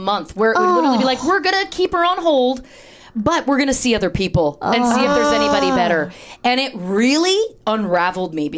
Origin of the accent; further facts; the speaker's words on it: Canada; moved away as an adult; also born or lived in Toronto / Chicago; now in Los Angeles, United States; I'm from Canada